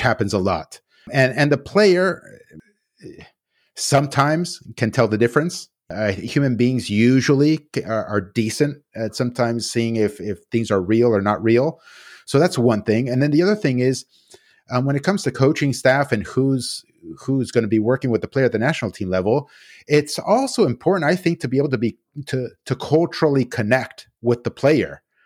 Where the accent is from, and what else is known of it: United States